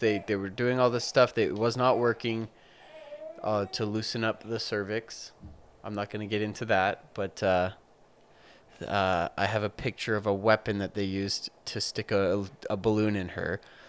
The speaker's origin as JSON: {"language": "English", "town": "Calgary", "region": "Alberta", "country": "Canada", "tie": "born or raised there", "said": "I am from Calgary."}